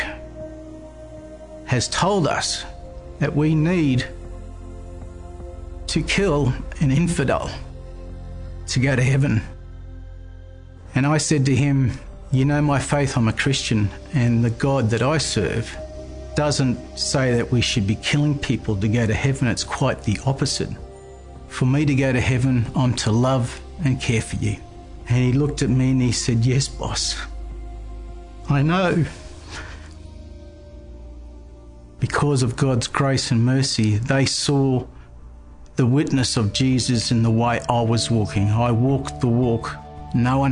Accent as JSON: {"language": "English", "town": "Toowoomba", "region": "Queensland", "country": "Australia", "also_born_or_lived": "Indonesia", "said": "I'm from Toowoomba, Queensland, Australia"}